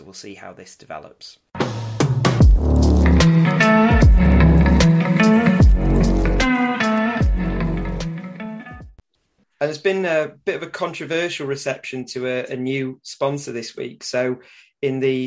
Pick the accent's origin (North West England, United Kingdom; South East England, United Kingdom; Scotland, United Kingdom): North West England, United Kingdom; Manchester; I say it as a Mancunian